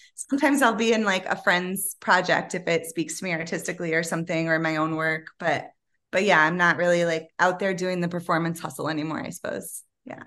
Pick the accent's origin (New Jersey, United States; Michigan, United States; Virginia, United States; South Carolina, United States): Michigan, United States; Ann Arbor; also born or lived in Detroit / New York; where I grew up in Ann Arbor